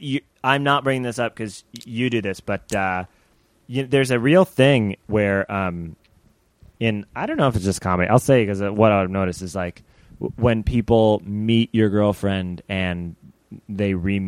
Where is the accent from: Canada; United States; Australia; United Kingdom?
United States; Chicago, Illinois; I grew up in the city.